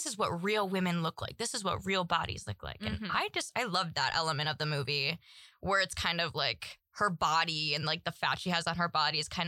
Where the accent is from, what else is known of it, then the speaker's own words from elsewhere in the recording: Midwest, United States; I'm white and from the Midwest